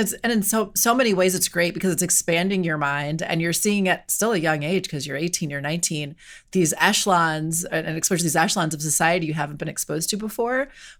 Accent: Wisconsin, United States; moved away as an adult; also born or lived in Washington, D.C.; I grew up in Wisconsin. I didn't really know people from New Jersey

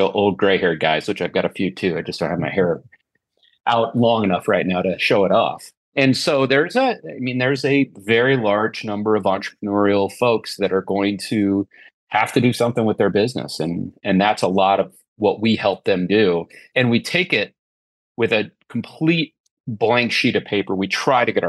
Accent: Nebraska, United States; moved away as an adult; also born or lived in Sioux Falls, South Dakota; I was born in Sioux Falls, South Dakota, grew up in a small town in Nebraska, moved my way across the country

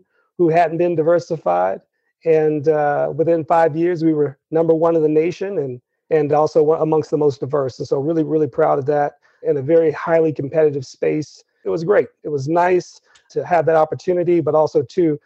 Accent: Texas, United States; moved away as an adult; also born or lived in Colorado Springs; As I grew up in Texas, I actually spent a lot of my summers in rural Texas

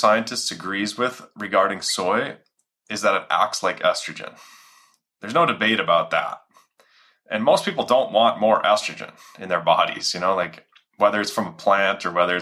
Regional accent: Minnesota, United States; it had 50 families in our area where I grew up in Minnesota

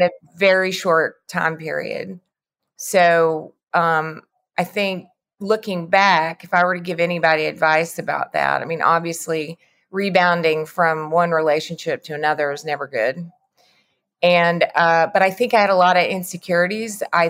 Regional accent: the Bible Belt, United States; I grew up in the Bible Belt, so a lot of those messages were very strong for me.

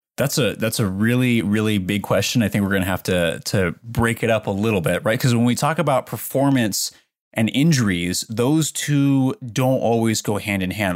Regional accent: Portland, Oregon, United States; moved away as an adult; I grew up in Portland, Oregon

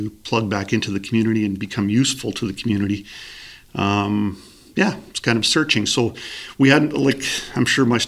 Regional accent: Grunthal, Manitoba, Canada; I grew up in Grunthal, which is in the southern part of our municipality.

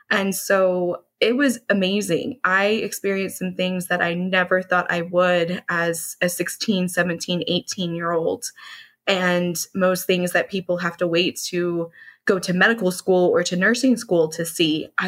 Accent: Dallas, Texas, United States; So, I grew up in the Dallas area. I am a Dallas native, which is a bit hard to find.

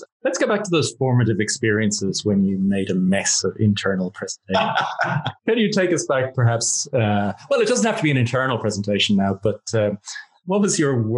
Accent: Ireland; I'm Irish

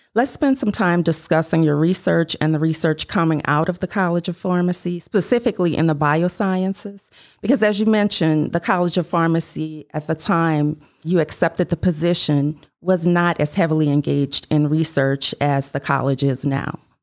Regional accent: New Orleans, Louisiana, United States; growing up in New Orleans in the eighties and nineties

